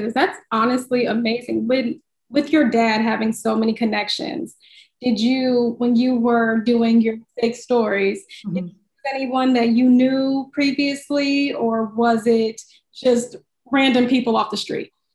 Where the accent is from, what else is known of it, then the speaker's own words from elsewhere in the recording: Midwest, United States; I'm from the Midwest